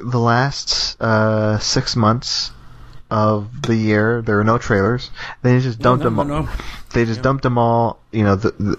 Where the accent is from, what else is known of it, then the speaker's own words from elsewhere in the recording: Texas, United States; moved away; I'm from Texas.